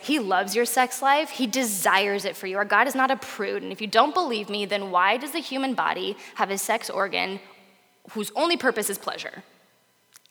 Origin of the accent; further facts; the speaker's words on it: Portland, United States; I'm from Portland